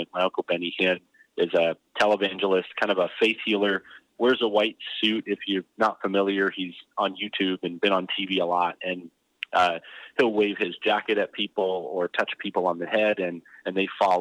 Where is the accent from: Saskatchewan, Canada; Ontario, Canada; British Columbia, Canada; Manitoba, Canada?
British Columbia, Canada; Vancouver; moved away as an adult; also born or lived in Orlando / Surrey / Richmond; now in Gilbert, United States; I was born in Orlando, but my parents moved to Vancouver when I was barely about to be 2 years old